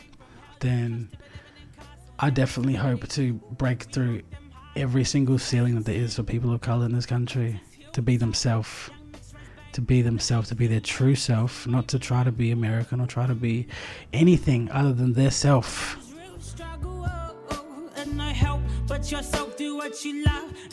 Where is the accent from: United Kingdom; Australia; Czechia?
Australia; Adelaide, South Australia; Growing up as a young coloured brother in Adelaide